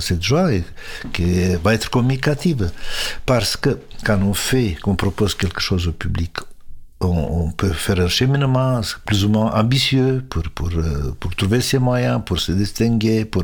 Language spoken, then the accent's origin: French; Romania; moved away as an adult; now in France; j'avais jamais rêvé de quitter la Roumanie